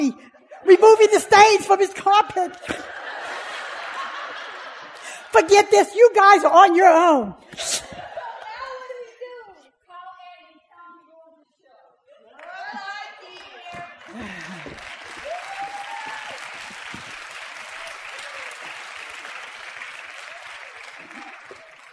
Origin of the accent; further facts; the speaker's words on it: Cajun, Louisiana, United States; I'm a Cajun.